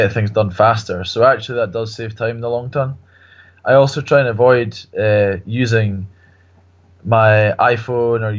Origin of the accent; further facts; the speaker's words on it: Kenya; I grew up in Kenya